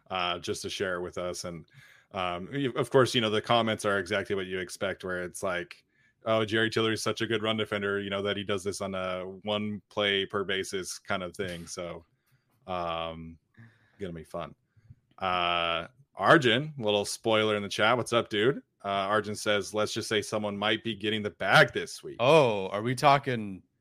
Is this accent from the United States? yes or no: yes; Utah, United States; growing up in Utah